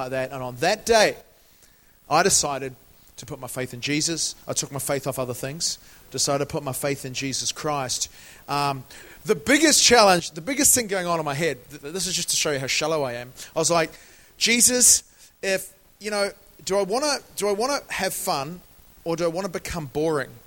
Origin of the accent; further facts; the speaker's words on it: New Zealand; moved away as an adult; now in London, United Kingdom; I am originally from New Zealand